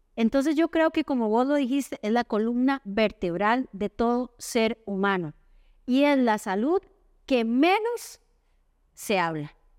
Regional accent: Costa Rica; soy la única tica

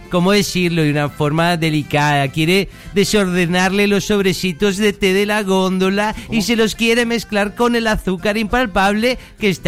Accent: Colombia; Sí, soy de Colombia, ¿no lo has notado por mi asiento?

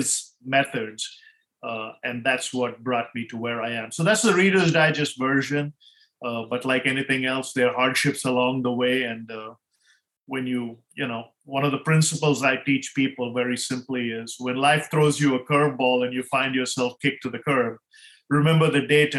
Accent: India; moved away as an adult; now in United States; growing up in India

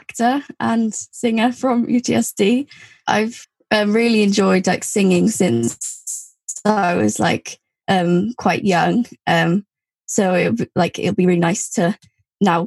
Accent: Wales, United Kingdom; I went to a Welsh primary school and a secondary school, and was also brought up using Welsh

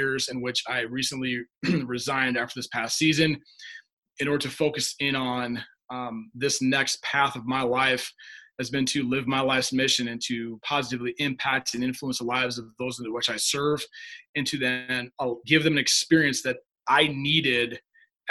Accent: Humboldt, Iowa, United States; I grew up in Humboldt, Iowa, town of about 5,000 people.

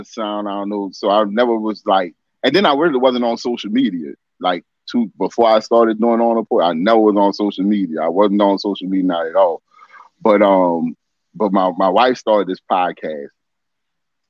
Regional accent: New Orleans, Louisiana, United States; Born and raised here in New Orleans

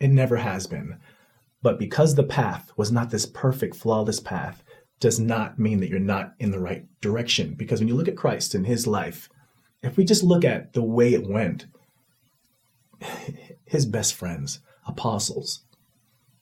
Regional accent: United States; I'm not leaving my country. Mm-hmm. I love my country

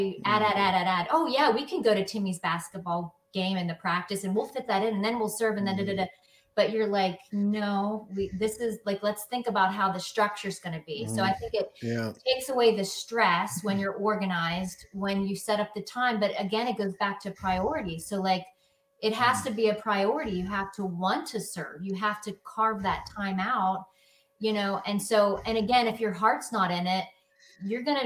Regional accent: Pennsylvania, United States; I'm in from Pennsylvania

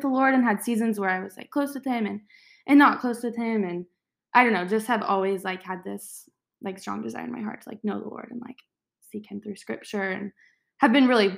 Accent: Dallas, Texas, United States; I am from Dallas, go to A&M.

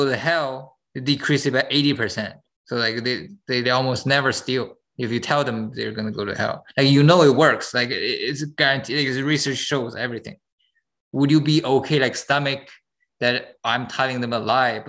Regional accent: China; moved away; I came from China.

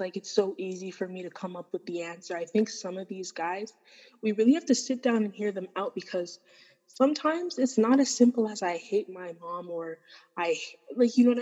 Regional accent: Canada; I am first-generation Canadian. So as much as I have my Sudanese identity and background, I also have to acknowledge my Canadian identity and background, because I grew up here, I've spent most of my life here

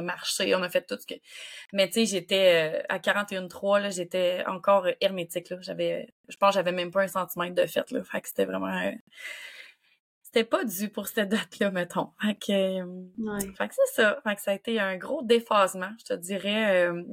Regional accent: Quebec City, Quebec, Canada; je viens de Québec

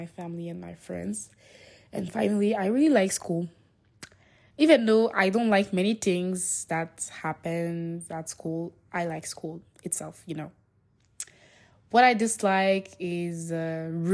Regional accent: Niger; English is a second language; I come from Niger, and not from Nigeria

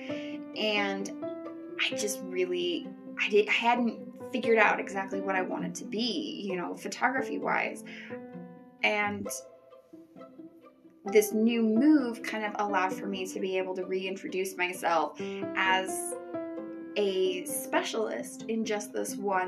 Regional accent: Coeur d'Alene, Idaho, United States; moved away as an adult; now in Mountain Home, United States; I am from the Coeur d'Alene area up in northern Idaho.

